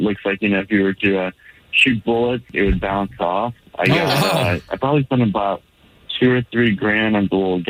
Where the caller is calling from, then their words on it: Orlando, Florida, United States; I'm calling from Orlando.